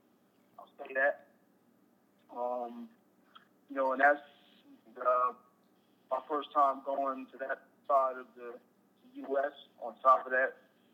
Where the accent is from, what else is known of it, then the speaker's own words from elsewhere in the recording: Chesterfield, Virginia, United States; It was pretty simple. It's not much going on.